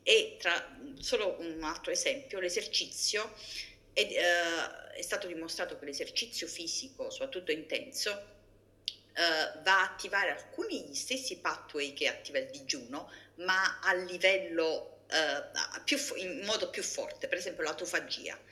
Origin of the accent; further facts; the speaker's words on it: Naples, Campania, Italy; moved away as an adult; sono italiana, quindi ho mangiato una dieta low fat, eh, probabilmente a basso contenuto di grassi e alti contenuti di carboidrati fino all'età di 25 anni, eh, quando ero in Italia, sono nata a Napoli